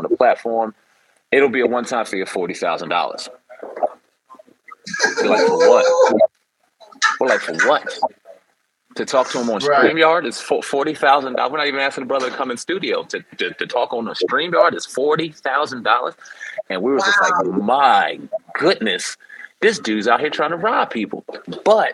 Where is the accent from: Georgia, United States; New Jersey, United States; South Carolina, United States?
New Jersey, United States; I'm from South Jersey area